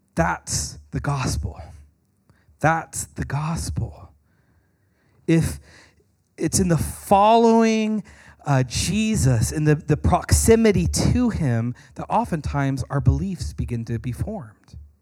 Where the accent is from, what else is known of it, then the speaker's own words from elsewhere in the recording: United States; American Christians